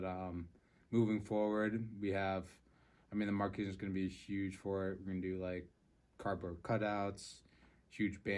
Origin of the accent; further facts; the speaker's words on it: Massachusetts, United States; moved away as an adult; now in Vermont, United States; I grew up in Massachusetts. Me and Connor grew up in the same town. And then for college, I moved up to Vermont.